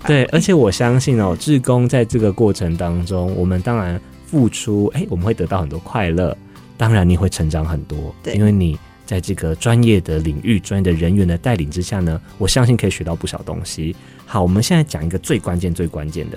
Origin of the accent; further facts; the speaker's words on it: Taiwan; 我们台湾人